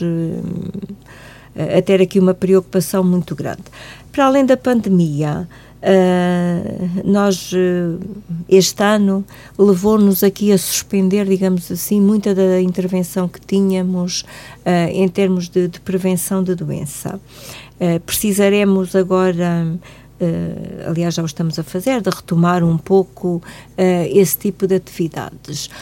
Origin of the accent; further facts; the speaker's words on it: Algarve, Portugal; moved away as an adult; now in Guarda, Portugal; eu sou do Algarve